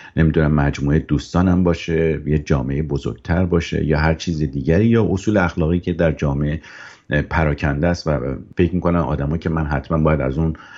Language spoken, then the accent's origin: Persian; Iran; ایرانی بودن من که دست خودم نبوده من تو اون جامعه به دنیا اومدم